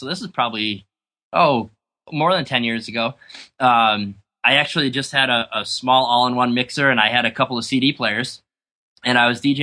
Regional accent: small town about an hour from Albany, New York, United States; also born or lived in Rochester, New York; my wife and I decided to move back to my hometown, which being that we're from a town of about 2,200

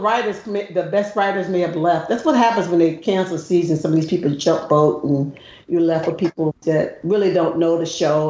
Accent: the South, United States; I grew up in the South.

